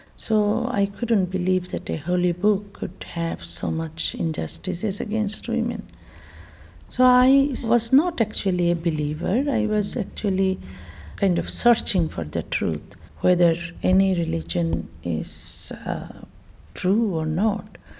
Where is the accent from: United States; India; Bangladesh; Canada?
Bangladesh; moved away as an adult; I was born in Bangladesh